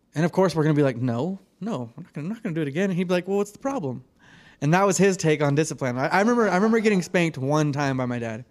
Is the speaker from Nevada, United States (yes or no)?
yes; Reno, Nevada, United States; I was born in Reno here